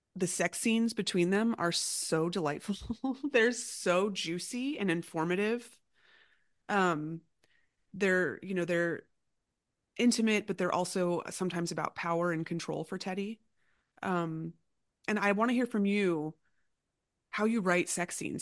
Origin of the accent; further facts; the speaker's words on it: Florida, United States; I grew up in a home that had guns, you know, and I'm, I'm from Florida